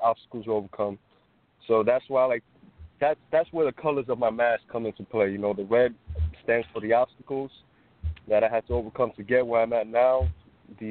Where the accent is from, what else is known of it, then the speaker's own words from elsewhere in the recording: New York City, New York, United States; moved away as an adult; also born or lived in the South; I'm from Uptown West 225th and Broadway. Kind of by the borderline of Manhattan and the Bronx